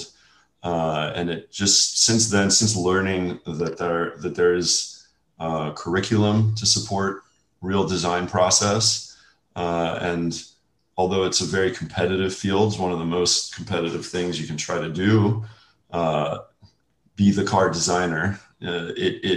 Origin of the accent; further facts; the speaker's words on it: New Orleans, Louisiana, United States; moved away as an adult; also born or lived in California; I was raised in New Orleans, Louisiana